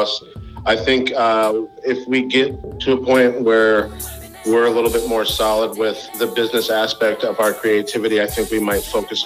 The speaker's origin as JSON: {"language": "English", "town": "Milwaukee", "region": "Wisconsin", "country": "United States", "tie": "born or raised there", "moved": "as an adult", "lives_now": "North Carolina, United States", "said": "I grew up in Wisconsin in the Milwaukee area"}